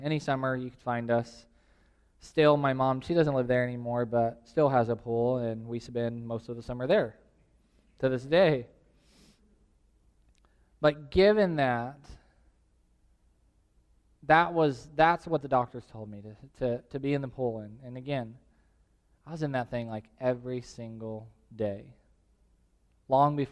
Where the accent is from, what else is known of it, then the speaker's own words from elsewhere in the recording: Tulare, California, United States; now in Visalia, United States; the house that I grew up in Tulare